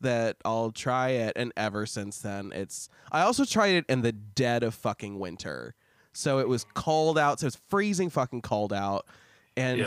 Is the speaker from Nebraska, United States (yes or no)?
yes; Lincoln, Nebraska, United States; took up a job at the telephone company in Lincoln, Nebraska, where I'm from